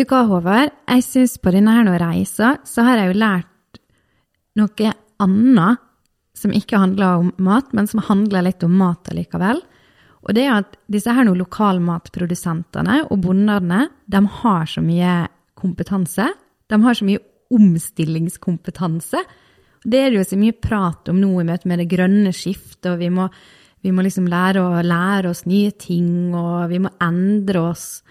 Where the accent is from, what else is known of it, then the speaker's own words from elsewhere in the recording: Vestlandet, Western Norway, Norway; jeg og du, vi er, nå, vi er, fra Vestlandet